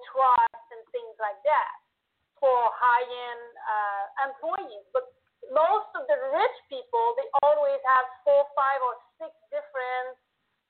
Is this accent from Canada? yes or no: yes; Canada; accent: French-Canadian; now in United States; I'm French-Canadian, so I was in Canada